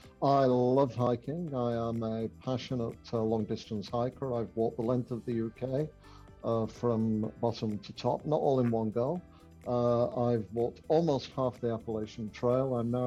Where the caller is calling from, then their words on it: Ottawa, Ontario, Canada; I am coming in from Ottawa in Canada.